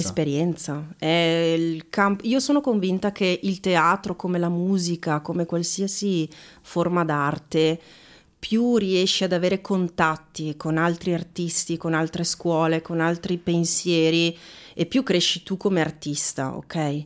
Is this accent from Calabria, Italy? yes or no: no; Veneto, Italy; moved away as an adult; now in Bergamo, Italy; io sono, ci tengo a dirlo, sono veneta. Oh. Veneta di origini, bergamasca.